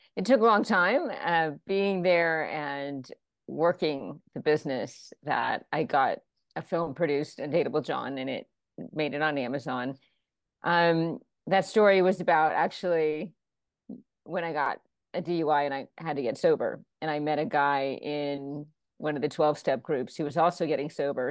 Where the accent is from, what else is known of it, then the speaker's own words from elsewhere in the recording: Florida, United States; moved away; also born or lived in New York / Los Angeles; I was raised in Florida and then moved to New York for a bit and Los Angeles